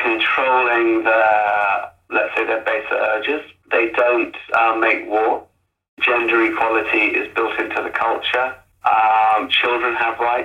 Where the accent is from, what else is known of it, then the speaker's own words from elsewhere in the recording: United Kingdom; also born or lived in South Africa / Zimbabwe; I was born in the UK